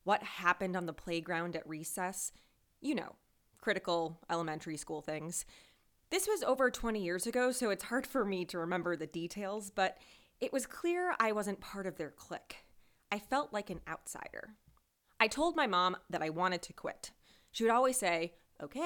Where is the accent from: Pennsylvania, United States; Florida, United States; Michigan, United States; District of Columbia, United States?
Michigan, United States; a suburb of Detroit; I grew up in Michigan in a suburb of Detroit